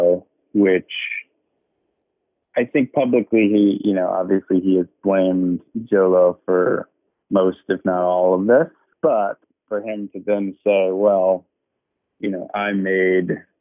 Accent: United States; me being an American

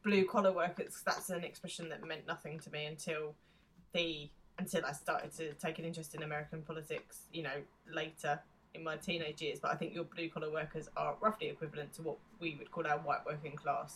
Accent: United Kingdom; we're British

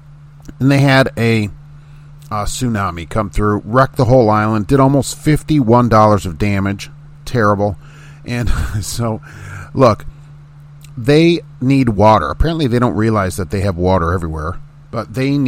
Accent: Indiana, United States; this is my home state

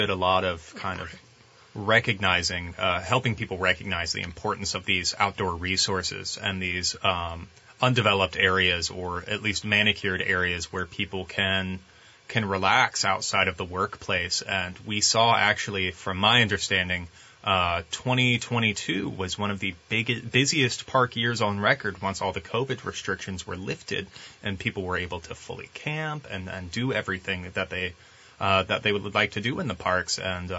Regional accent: Tyler, Texas, United States; I grew up here in Tyler.

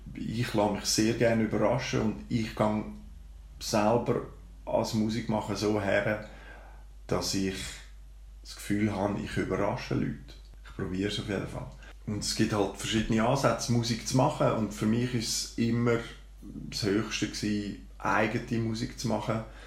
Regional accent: Baden, Aargau, Switzerland; Bin aufgewachsen und geboren in Baden, in der schönen Limmatstadt

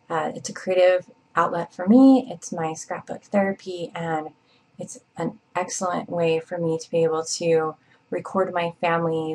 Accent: Provo, Utah, United States; I'm from Provo, Utah

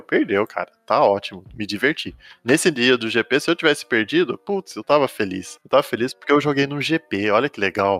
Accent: Itu, São Paulo, Brazil; also born or lived in United States; now in Boituva, Brazil; moro em Boituva, mas sou nascido em Itu, no interior de São Paulo

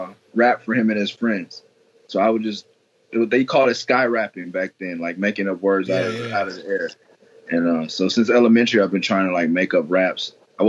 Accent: Los Angeles, California, United States; also born or lived in Lynwood, California / Glendora, California; My roots are Midtown. I was born in Seabird, like Pico and La Brea area.

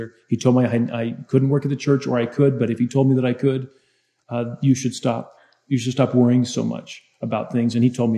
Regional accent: United States; also born or lived in California; now in Utah, United States; I grew up in Utah, in California.

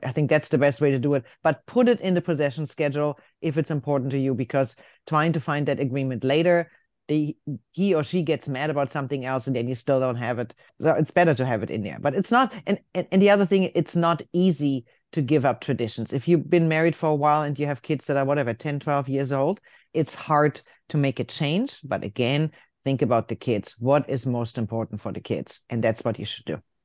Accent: Germany; moved away; I'm from Germany

